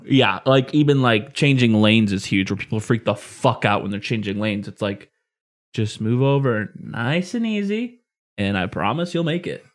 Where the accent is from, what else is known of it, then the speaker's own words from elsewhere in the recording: Illinois, United States; growing up in Illinois where we get, normally get a fuck ton of snow every year